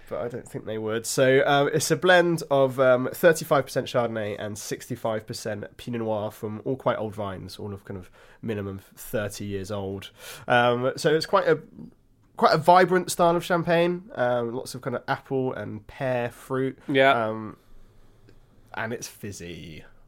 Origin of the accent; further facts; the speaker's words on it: Hampshire, South East England, United Kingdom; I was born in Hampshire.